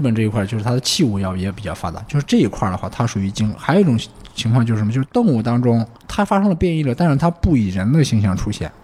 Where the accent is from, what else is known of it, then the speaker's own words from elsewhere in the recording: Anhui, China; moved away; also born or lived in Shanghai; 小时候生活在这个农村，从小就是听这个。妖怪的怪谈呀，妖怪的故事长大的。 安徽 对安徽